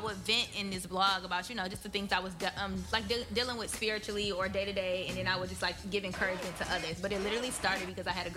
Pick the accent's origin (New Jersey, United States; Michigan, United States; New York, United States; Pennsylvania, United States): Michigan, United States; Benton Harbor; moved away; I am originally from Benton Harbor, Michigan, and I say Benton Harbor loud and proud